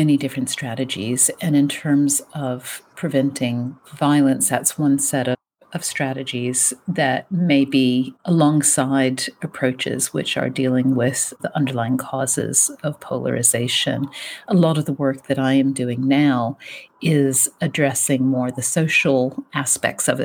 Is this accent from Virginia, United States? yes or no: yes; rural Virginia, United States; moved away as an adult; also born or lived in Richmond, Virginia / East London, United Kingdom; now in Virginia, United States; I'm from the States. I'm from rural Virginia.